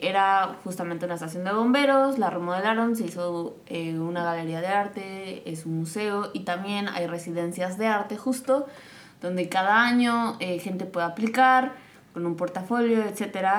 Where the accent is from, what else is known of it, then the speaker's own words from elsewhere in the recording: Morelos, Mexico; now in Qatar; yo soy de Morelos